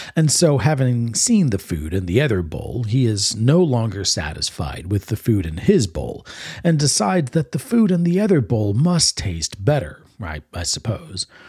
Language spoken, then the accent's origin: English; Maryland, United States; moved away as an adult; also born or lived in Texas / Florida; growing up in Maryland